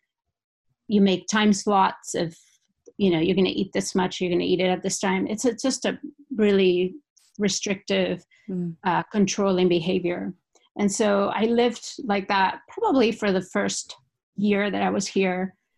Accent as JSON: {"language": "English", "region": "Basque Country", "country": "Spain", "tie": "born or raised there", "second_language": "English", "moved": "as an adult", "lives_now": "Seattle, United States", "said": "I moved away from the Basque Country"}